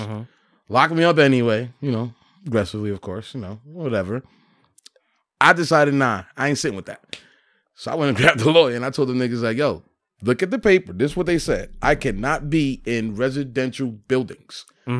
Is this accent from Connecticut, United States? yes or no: no; Paterson, New Jersey, United States; We treating it like we're in the hood. Literally, yeah. We're coming from Patterson, right?